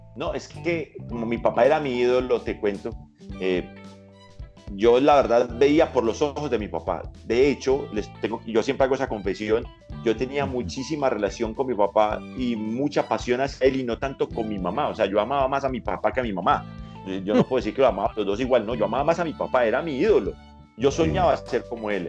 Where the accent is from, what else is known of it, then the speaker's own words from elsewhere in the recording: Paisa, Antioquia, Colombia; now in Bogotá, Colombia; soy paisa